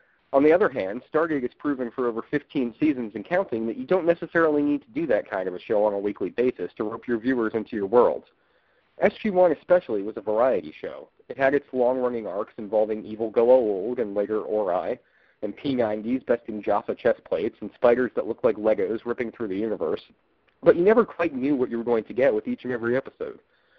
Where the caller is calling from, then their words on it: St. Petersburg, Florida, United States; from the Gate World Forums, and I'm calling from St. Petersburg, Florida.